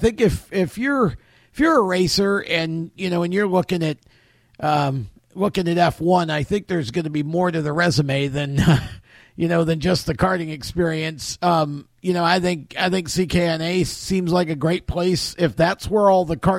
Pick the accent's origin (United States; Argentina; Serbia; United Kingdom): United States; New York; moved away; I'm originally from New York too